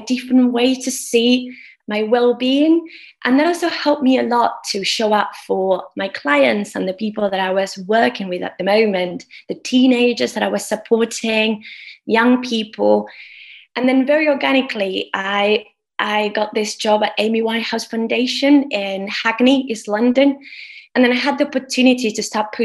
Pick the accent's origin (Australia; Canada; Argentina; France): Argentina; moved away as an adult; now in United Kingdom; I'm from Argentina. And I came to the UK 10 years ago.